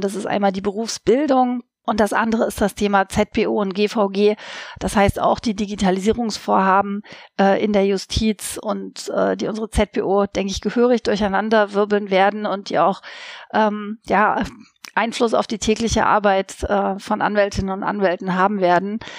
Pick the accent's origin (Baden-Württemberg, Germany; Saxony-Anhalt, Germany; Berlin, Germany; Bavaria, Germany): Saxony-Anhalt, Germany; now in Leipzig, Germany; Ich stamme nicht aus Sachsen, das ist richtig, aber ich stamme quasi aus einer anderen Ostkammer, wenn man so möchte, nämlich aus Sachsen-Anhalt.